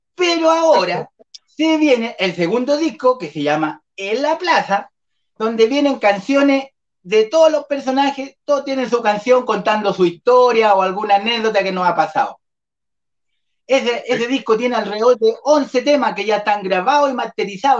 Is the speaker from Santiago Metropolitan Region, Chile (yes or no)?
yes; Malloco, Santiago Metropolitan Region, Chile; toda la gente de Mayoco, mi pueblo natal.